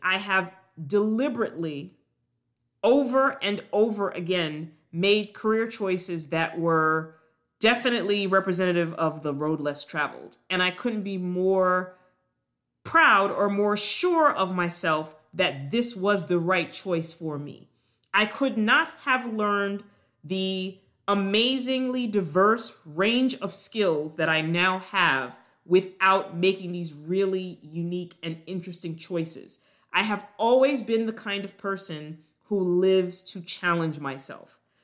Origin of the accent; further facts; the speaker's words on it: Long Island, New York, United States; moved away as an adult; also born or lived in Jamaica / Durham, North Carolina / Baltimore, Maryland; now in Atlanta, United States; I was actually born on the island of Jamaica, but I grew up in New York, on Long Island, with my parents and my younger sister